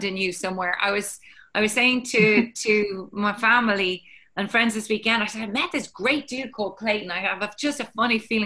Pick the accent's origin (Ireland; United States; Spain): Ireland; I'm Irish